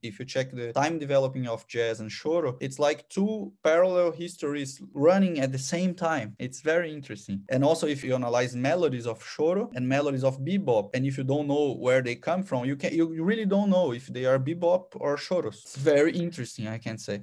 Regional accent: São Paulo, Brazil; English is a second language; moved away as an adult; now in Austria; I was born in Sao Paulo, so in a huge metropole in South America

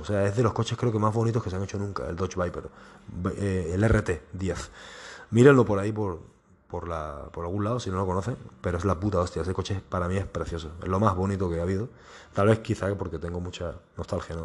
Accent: Spain; en mi país, en España.

